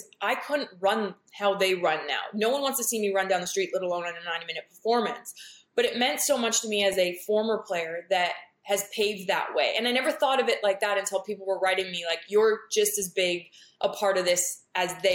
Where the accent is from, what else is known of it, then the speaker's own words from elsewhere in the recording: Canada; now in United States; I'm like so proud to be Canadian. Obviously I love living in America